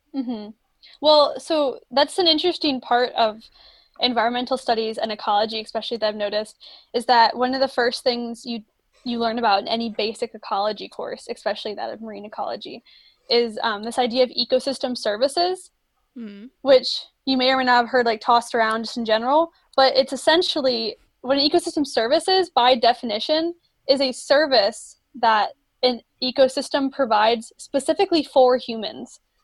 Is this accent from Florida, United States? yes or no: yes; Florida, United States; moved away; also born or lived in Maryland; I grew up in Florida. I went to the beach a lot, was always around water. And then when I moved to Maryland